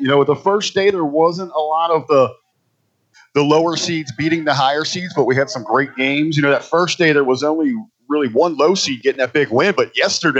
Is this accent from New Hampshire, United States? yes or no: no; Cincinnati, Ohio, United States; my hometown city of Cincinnati